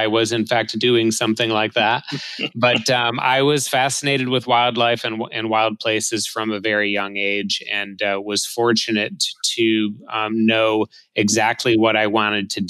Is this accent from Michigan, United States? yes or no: yes; Southeast Michigan, United States; I grew up in Southeast Michigan, about 40 miles from Detroit, but in the suburbs